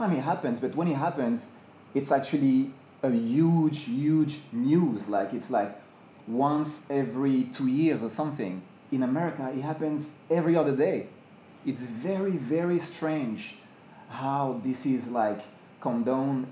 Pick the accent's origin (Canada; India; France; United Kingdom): France; now in United States; I'm from France